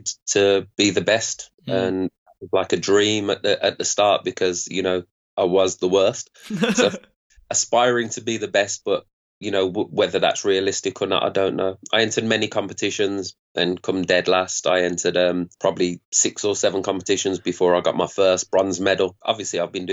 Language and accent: English; Birmingham, West Midlands, United Kingdom; Grew up in Birmingham, an area in Birmingham